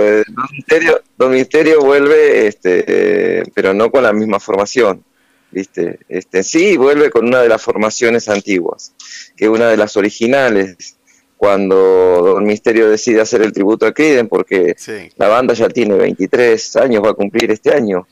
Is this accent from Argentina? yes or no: yes; Punta Alta, Buenos Aires Province, Argentina; nací en Punta Alta